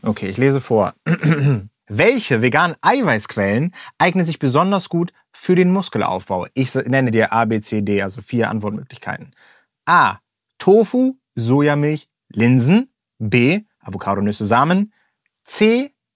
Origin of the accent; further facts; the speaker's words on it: Germany; bei uns in Deutschland